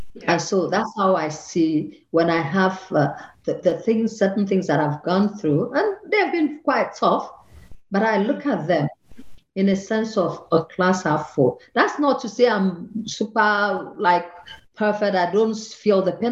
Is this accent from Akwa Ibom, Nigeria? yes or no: yes; Akwa Ibom, Nigeria; moved away as an adult; also born or lived in Lagos, Nigeria; now in Vienna, Austria; I come from Akwa Ibom, that's in the southern part of Nigeria, and they took me to Lagos